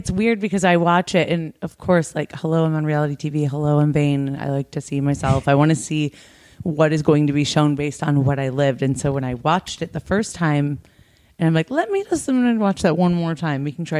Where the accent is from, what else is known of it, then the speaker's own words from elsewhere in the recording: Detroit, Michigan, United States; now in Los Angeles, United States; I'm from Detroit, but the Tigers didn't make it. And I live in Los Angeles.